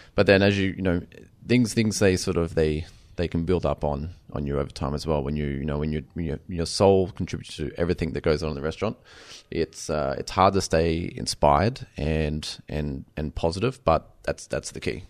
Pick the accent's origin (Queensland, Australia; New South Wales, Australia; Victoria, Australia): Queensland, Australia; Bundaberg; moved away; After I started my apprenticeship, uh, in, in, in Bundaberg